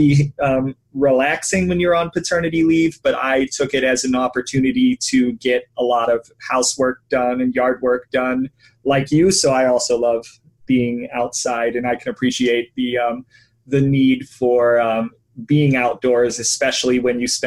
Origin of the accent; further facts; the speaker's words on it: Ohio, United States; I am in Columbus, Ohio, and I'm from Ohio